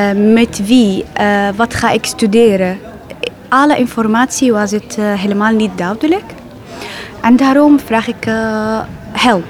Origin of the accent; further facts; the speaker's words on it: Aleppo, Aleppo Governorate, Syria; Dutch is a second language; moved away as an adult; now in Netherlands; Eh, ik kom uit Syrië, eh, Aleppo. Eh, dit is mijn stad.